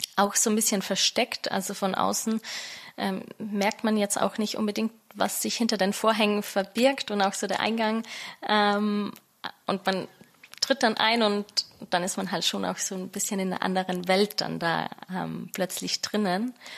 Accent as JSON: {"language": "German", "country": "Austria", "tie": "born or raised there", "also_born_or_lived": "London", "moved": "as an adult", "lives_now": "Berlin, Germany", "said": "ich bin gebürtige Österreicherin"}